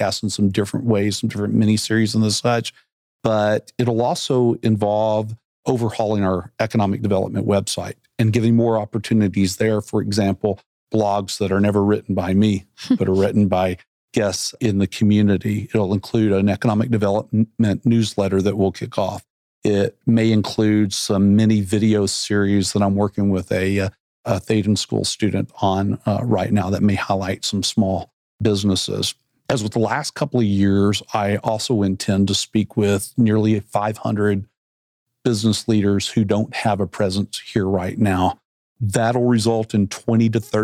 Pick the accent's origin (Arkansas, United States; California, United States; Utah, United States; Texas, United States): Arkansas, United States; moved away as an adult; when I grew up in Arkansas